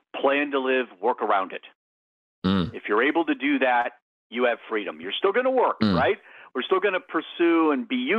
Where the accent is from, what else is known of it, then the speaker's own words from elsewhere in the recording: Maine, United States; I grew up in Maine